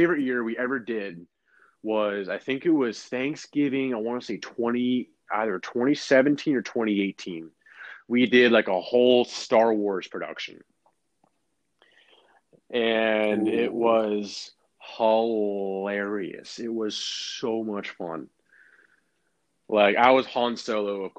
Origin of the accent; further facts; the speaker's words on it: Florida, United States; I'm from Florida.